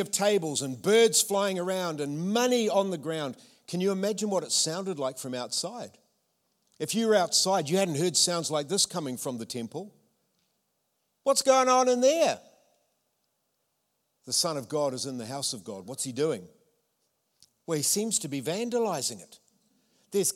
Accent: Tauranga, Bay of Plenty, New Zealand; accent: Tauranga; my Tauranga accent

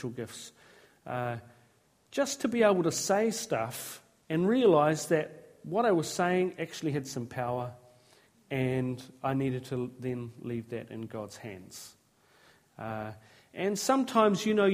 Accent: Tolaga Bay, Gisborne, New Zealand; moved away; I was raised in Tolaga Bay

